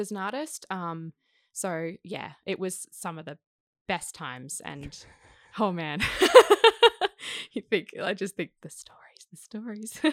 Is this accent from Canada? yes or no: no; Sydney, New South Wales, Australia; I grew up in Kensington